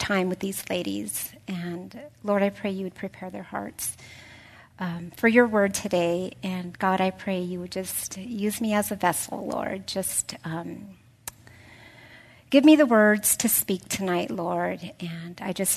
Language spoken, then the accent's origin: English; North County, California, United States; I'm from North County, so my family's here